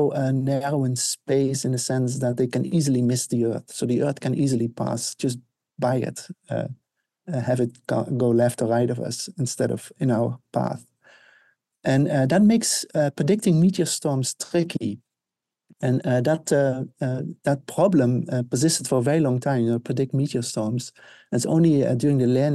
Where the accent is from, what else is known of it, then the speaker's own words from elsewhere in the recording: Netherlands; moved away; I grew up in the Netherlands, Northern Hemisphere.